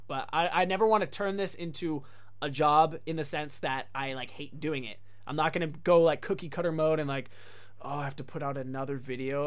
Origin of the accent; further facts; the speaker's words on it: United States; moved away as an adult; also born or lived in Japan; me coming as an American, which was kind of a rarity